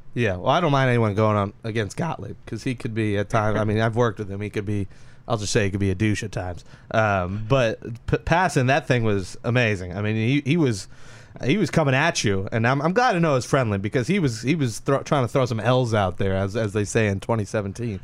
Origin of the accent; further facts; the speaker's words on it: New York, United States; I'm from New York.